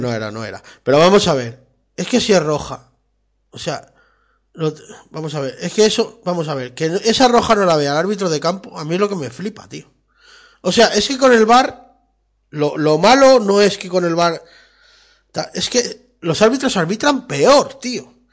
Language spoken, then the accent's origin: Spanish; Spain; somos españoles